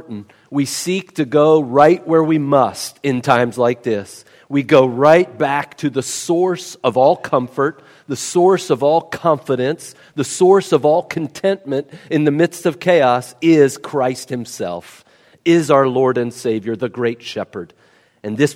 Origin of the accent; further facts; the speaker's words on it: West Virginia, United States; I'm a nobody from West Virginia.